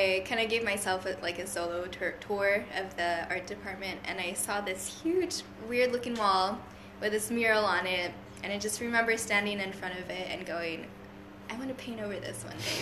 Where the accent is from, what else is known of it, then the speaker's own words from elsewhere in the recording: Hanford, California, United States; also born or lived in Fresno, California; there's three different high schools in my hometown.